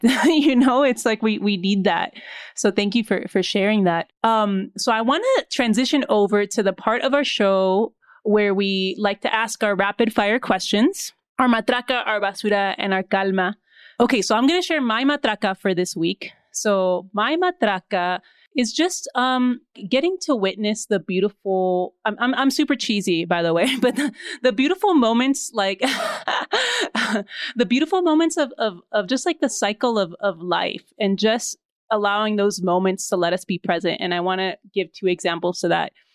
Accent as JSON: {"language": "English", "country": "Mexico", "said": "I'm from Mexico."}